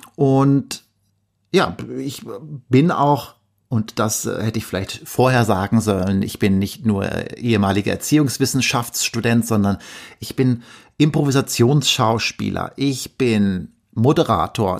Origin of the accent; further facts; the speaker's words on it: Verl, North Rhine-Westphalia, Germany; moved away as an adult; also born or lived in Bielefeld; gebürtiger Ostwestfale. Ich komme aus einem kleinen Dorf in der Nähe von Gütersloh, das da heißt Ferl.